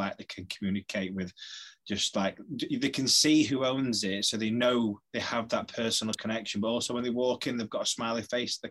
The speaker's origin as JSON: {"language": "English", "town": "Sheffield", "region": "Yorkshire and the Humber", "country": "United Kingdom", "said": "From Yorkshire. We're from Yorkshire, Sheffield, so that's part of our vocab."}